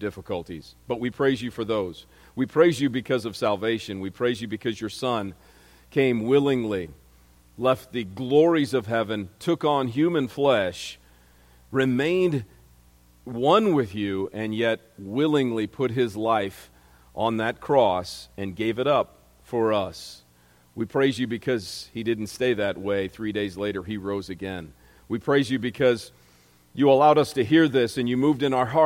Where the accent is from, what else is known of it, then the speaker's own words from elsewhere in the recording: Momence, Illinois, United States; my hometown, there aren't any other Momenses in the world